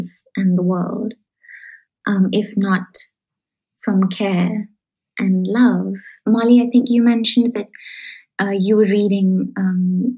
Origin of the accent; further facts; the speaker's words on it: Shillong, Meghalaya, India; moved away; I come from Shillong and I grew up in Shillong